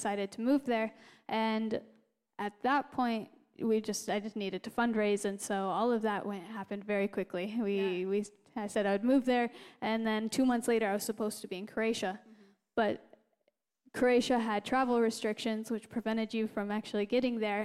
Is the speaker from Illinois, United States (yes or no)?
no; Glenwood, Iowa, United States; I am originally from Iowa as well, except the opposite side of Iowa. We're in the town of Glenwood, and it's, you know, very close to Omaha, Nebraska, right there on the border.